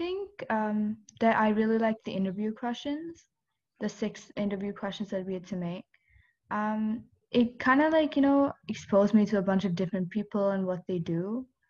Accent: India; I'm from India. I'm 17 and I'm a high school senior.

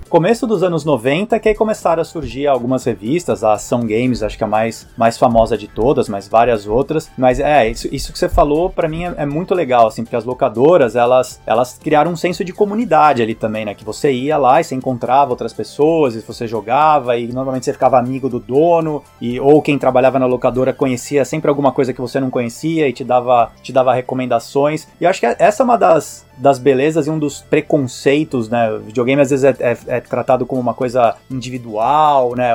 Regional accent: Brazil; moved away; quando eu me apresento como brasileiro

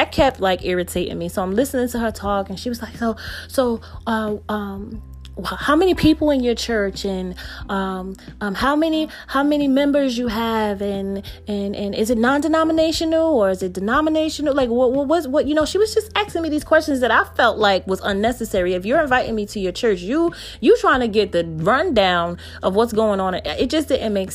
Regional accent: New Jersey, United States; I'm from New Jersey.

